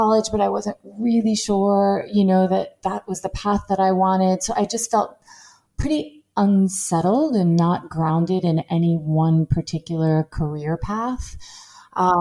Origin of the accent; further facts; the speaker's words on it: Long Island, New York, United States; also born or lived in Manhattan; I grew up in Long Island, New York, only around 30 minutes from New York City